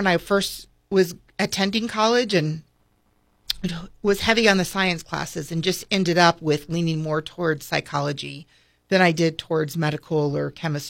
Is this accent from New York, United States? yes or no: no; Vermillion, South Dakota, United States; USD is in my hometown of Vermilion.